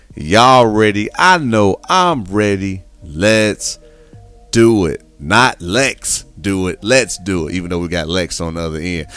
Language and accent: English; Midwest, United States; now in Houston, United States; I'm originally from the Midwest, born and raised for a long time.